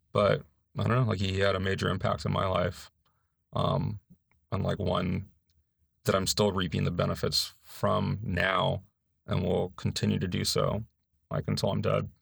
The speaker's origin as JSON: {"language": "English", "town": "Los Angeles", "region": "California", "country": "United States", "moved": "as an adult", "lives_now": "North Carolina, United States", "said": "I'm from Los Angeles, California, in, like, this area called San Gabriel Valley"}